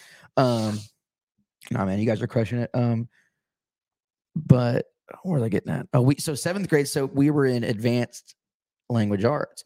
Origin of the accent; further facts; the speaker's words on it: Deer Park, Texas, United States; we grew up around in Deer Park